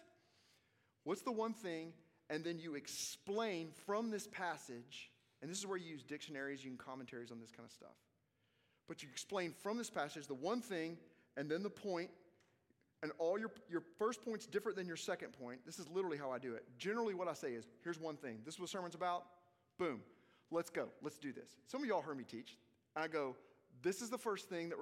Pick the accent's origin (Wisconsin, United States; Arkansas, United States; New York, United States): Arkansas, United States; I'm from Arkansas